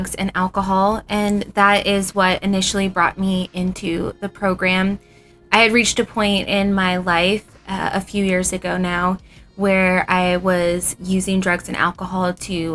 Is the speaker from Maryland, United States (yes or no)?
no; Ohio, United States; moved away as an adult; now in Phoenix, United States; I had just recently moved out to Arizona from Ohio